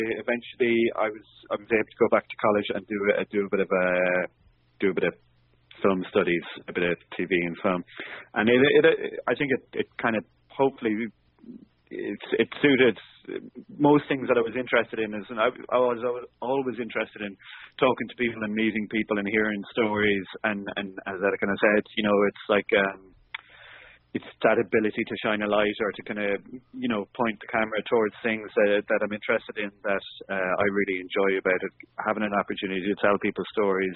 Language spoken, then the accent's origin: English; Limerick, Munster, Ireland; moved away as an adult; now in Dublin, Ireland; I'm from Limerick originally, but based in Dublin now